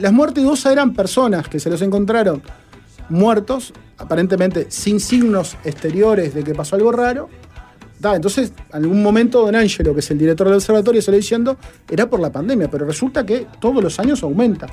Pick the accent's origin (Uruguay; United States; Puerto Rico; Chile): Uruguay; yo pensando como uruguayo